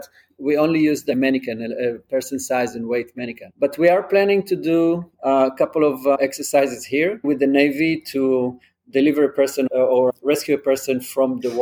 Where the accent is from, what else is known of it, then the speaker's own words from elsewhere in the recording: Israel; also born or lived in England; now in New York, United States; I'm from Israel. I grew up in Israel. I lived in England for a few years as well, and then moved to New York